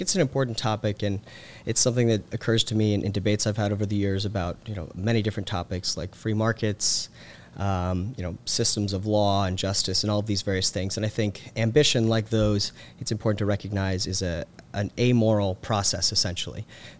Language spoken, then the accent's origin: English; Carrollton, Georgia, United States; I'm originally from Carrollton, Georgia. So grew up in kind of the heart of Teen Pact country, where it was founded by Tim Eccles.